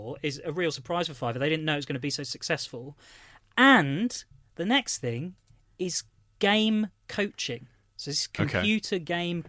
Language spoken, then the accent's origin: English; United Kingdom; accent: British; I will do it in my British accent